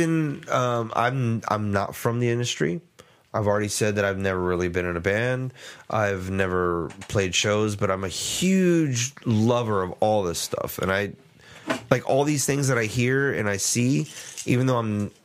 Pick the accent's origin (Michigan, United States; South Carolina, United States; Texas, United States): Texas, United States; San Antonio; it's here in my hometown